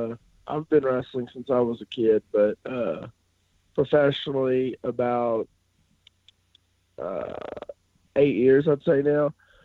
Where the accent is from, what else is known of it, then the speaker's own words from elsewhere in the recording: Kentucky, United States; I'm from Kentucky, and while a lot of people look down on it, I started it as a backyard wrestler because I was a big wrestling fan.